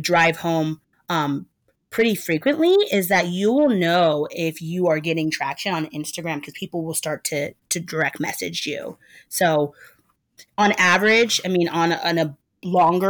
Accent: Portland, Oregon, United States; moved away as an adult; now in Brooklyn, United States; Born and raised in Portland, Oregon, but I've lived in Brooklyn, New York for the last 12 years

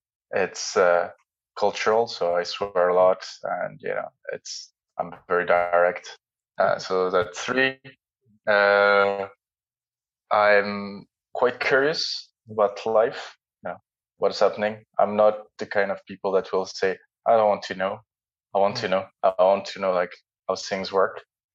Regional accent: Jordan; also born or lived in France / Netherlands; now in London, United Kingdom; I grew up partly in Jordan, so in Middle East. So I spent 4 years when I was younger.

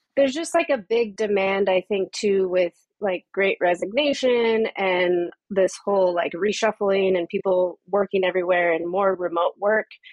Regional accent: Southern California, United States; moved away as an adult; also born or lived in San Francisco Bay Area / New York; now in Amsterdam, Netherlands; So, I am from California. I was born and raised there. I spent most of my life there, uh, first in Southern California, and then I moved up to the Bay Area when I was 17

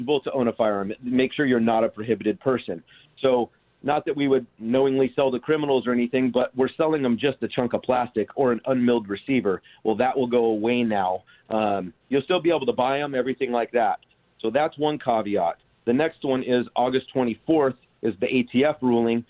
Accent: Orange County, California, United States; born and raised in Orange County

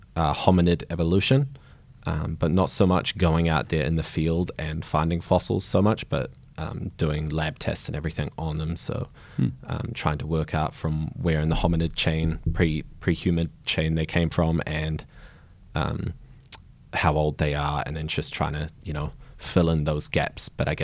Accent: Nelson, New Zealand; I grew up in Nelson, so top of the South Island, small town, maybe 50,000 population.

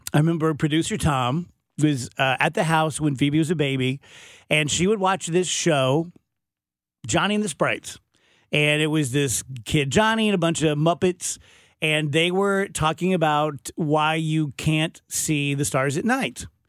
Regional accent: Scotland, United Kingdom; I'm Scottish

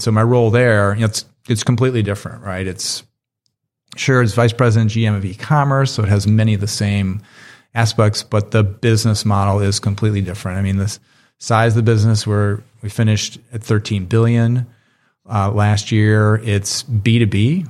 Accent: Chicago, Illinois, United States; also born or lived in Richmond, Virginia; I grew up in Chicago

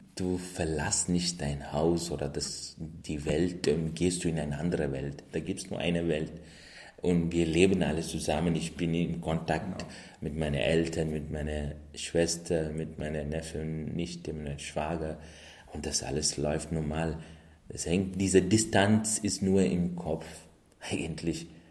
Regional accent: India; moved away; bin ich in Indien geboren

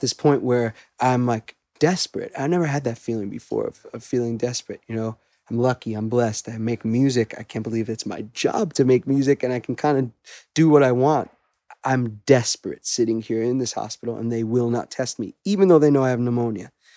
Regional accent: Great Neck, New York, United States; I grew up in Great Neck originally in Long Island

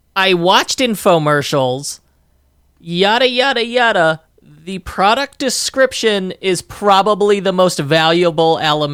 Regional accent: Park Ridge, Illinois, United States; And the street I grew up on in Park Ridge, Illinois

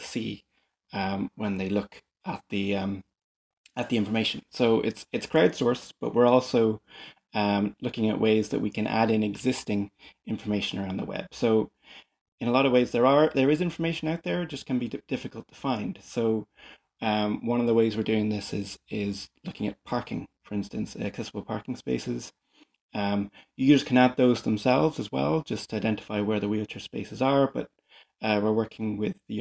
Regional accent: Dublin, Leinster, Ireland; growing up in Dublin

